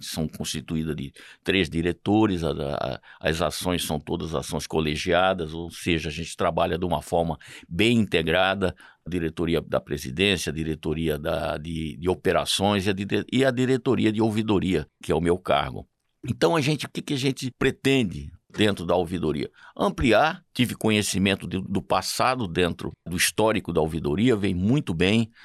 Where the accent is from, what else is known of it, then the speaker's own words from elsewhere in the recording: Cuiabá, Mato Grosso, Brazil; eu sou um cuiabano de Chapecruz, de muita raiz aqui, apaixonado pela minha terra